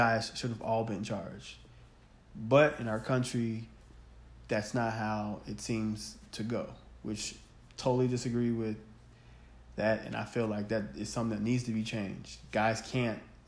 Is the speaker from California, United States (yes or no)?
no; western suburbs of Illinois, United States; as a black man growing up in America who's faced racism of all kinds, especially living in the suburbs of Illinois, in the western suburbs